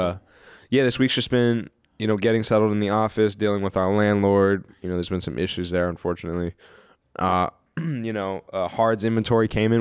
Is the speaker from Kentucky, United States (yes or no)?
no; Kansas City, Missouri, United States; I'm from Kansas City. I was born in Kansas City